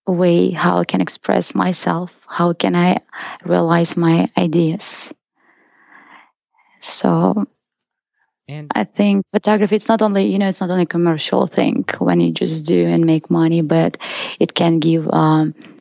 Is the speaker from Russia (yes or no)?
yes; Izhevsk, Udmurtia, Russia; English is a second language; moved away as an adult; also born or lived in South Korea; now in United States; I was born in Russia and in a small city called Ijevsk.